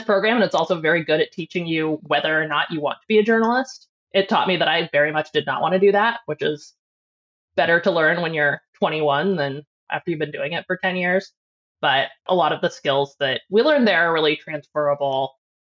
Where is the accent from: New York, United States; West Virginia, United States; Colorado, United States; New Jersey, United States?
Colorado, United States; Aurora; moved away as an adult; also born or lived in Missouri / California; I grew up just outside of Denver in Aurora.